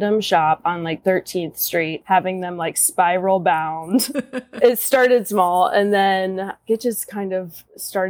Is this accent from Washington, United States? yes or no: no; Cincinnati, Ohio, United States; moved away; I'm originally from Cincinnati, Ohio.